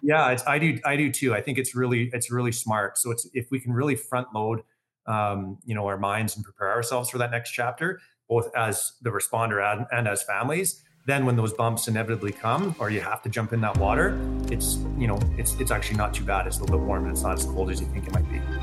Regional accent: Calgary, Alberta, Canada; born and raised Calgarian. Um, I grew up with a wonderful family, uh, here in Calgary.

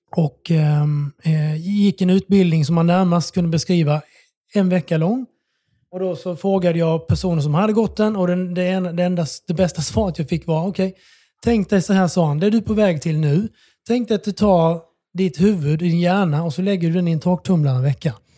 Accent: Bromölla, Skåne, Sweden; moved away as an adult; also born or lived in Oslo, Norway / Melbourne, Australia; now in Stockholm, Sweden; Jag är från Skåne

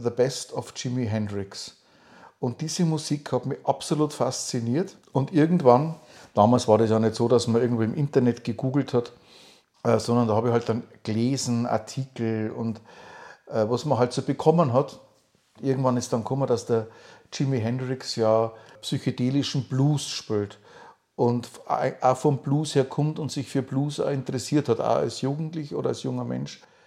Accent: Upper Palatinate, Bavaria, Germany; now in near Nuremberg, Germany; ich bin kein Franke, sondern ich bin Oberpfälzer und es ist ein Teil von Bayern.

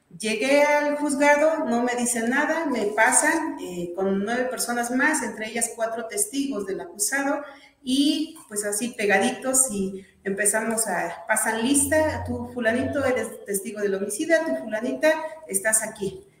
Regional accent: Atitalaquia, Hidalgo, Mexico; soy originaria de Atitalaquia.

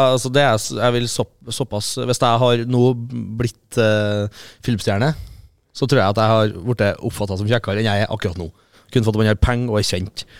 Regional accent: Fosen, Trøndelag, Norway; fra Fosen, og morsan er fra Innherred

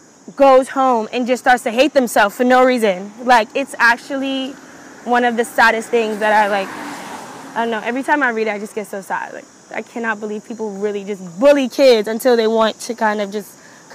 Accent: Brooklyn, New York, United States; because growing up in Brooklyn, that's what I grew up on.

